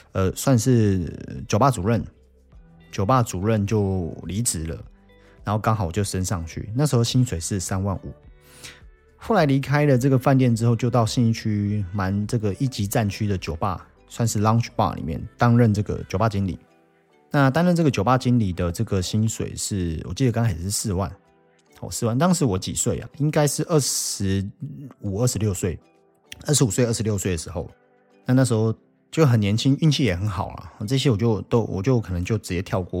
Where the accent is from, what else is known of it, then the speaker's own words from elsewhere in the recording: Taiwan; 我们台湾人很喜欢讲的责任制的东西